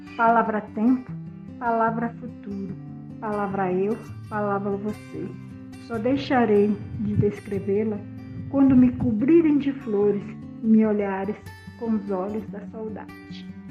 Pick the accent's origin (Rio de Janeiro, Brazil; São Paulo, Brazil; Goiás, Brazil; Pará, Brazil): Rio de Janeiro, Brazil; also born or lived in Brasília; now in Brumado, Brazil; Nasci no Rio de Janeiro em 1960, na favela da Rocinha. Mas morei em Brasília e atualmente minha morada é na Bahia, Brumado.